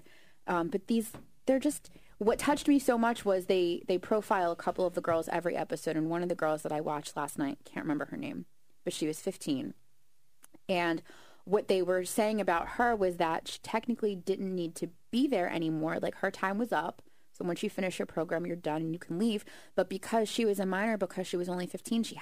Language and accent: English; Atlantic City, New Jersey, United States; here, like Atlantic City